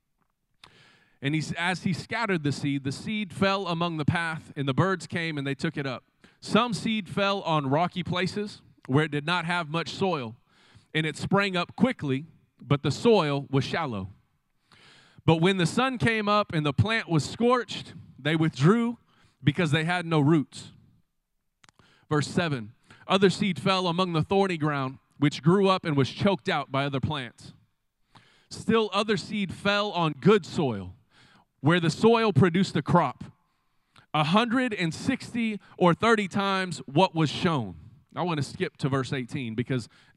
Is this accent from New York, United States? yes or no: no; Del City, Oklahoma, United States; I grew up right here in the Del City community.